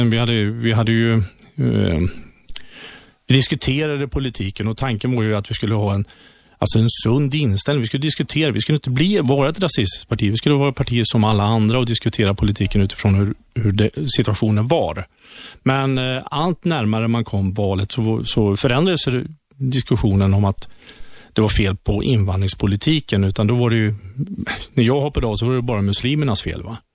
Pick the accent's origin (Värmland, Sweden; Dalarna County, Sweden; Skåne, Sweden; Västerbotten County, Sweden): Värmland, Sweden; moved away; also born or lived in Skaraborg, Västra Götaland; jag är från Värmland.